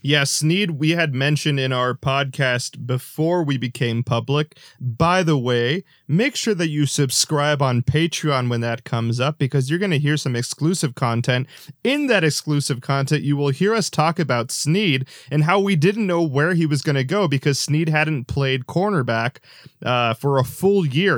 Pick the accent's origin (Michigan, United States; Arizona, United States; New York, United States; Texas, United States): Arizona, United States; Phoenix; I'm from Phoenix